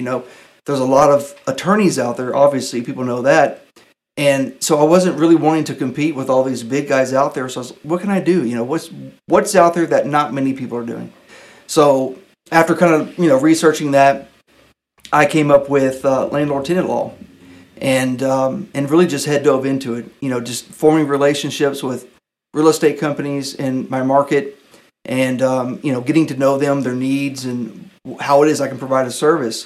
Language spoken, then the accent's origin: English; Pensacola, Florida, United States; born or raised there; also born or lived in Birmingham, Alabama